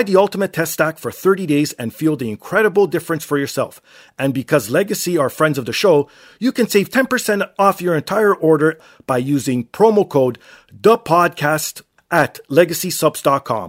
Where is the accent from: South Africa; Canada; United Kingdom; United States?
Canada; I'm obviously Canadian